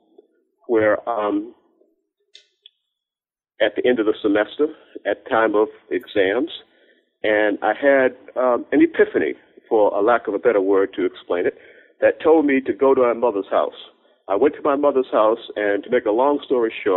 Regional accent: Cambridge, Massachusetts, United States; I was raised initially in Cambridge, Massachusetts

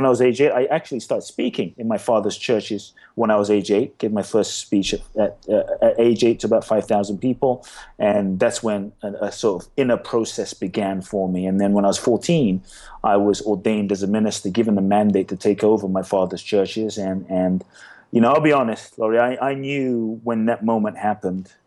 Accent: London, United Kingdom; moved away as an adult; also born or lived in Ghana; now in Los Angeles, United States; I was born in Ghana, West Africa. My father's from Ghana. My mother's Japanese. I grew up in London. I live in LA now.

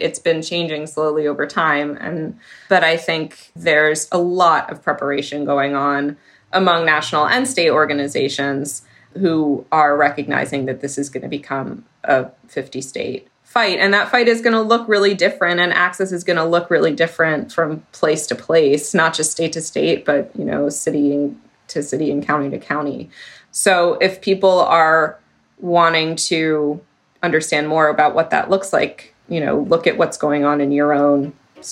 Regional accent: Massachusetts, United States; my home state of Massachusetts

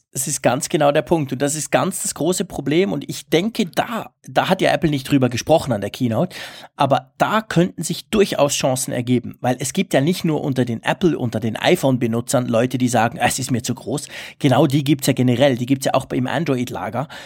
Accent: Switzerland; bei uns in der Schweiz

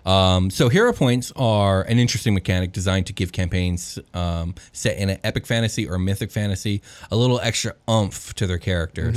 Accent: United States; speaking as a member of Western civilization, specifically as an American

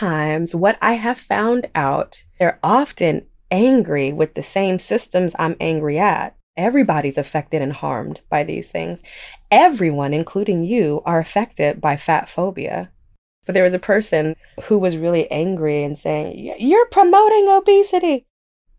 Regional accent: Oakland, California, United States; I'm from Oakland

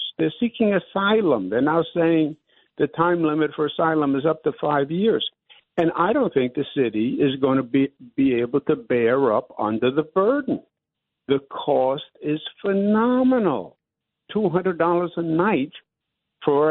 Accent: New York City, New York, United States; as a New Yorker

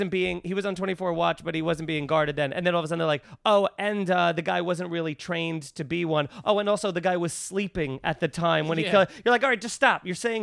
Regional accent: Centereach, New York, United States; growing up on Long Island

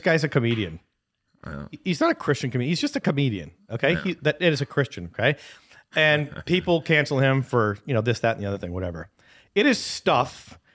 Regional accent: Canada; I'm a Canadian

